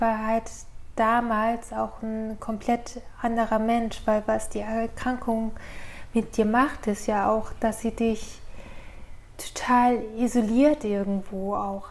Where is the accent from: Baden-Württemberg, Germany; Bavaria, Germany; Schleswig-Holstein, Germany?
Schleswig-Holstein, Germany; Norderstedt; moved away as an adult; also born or lived in Johannesburg, South Africa; now in Ulm, Germany; bin in Norderstedt in der Nähe von Hamburg aufgewachsen und dort auch zur Schule gegangen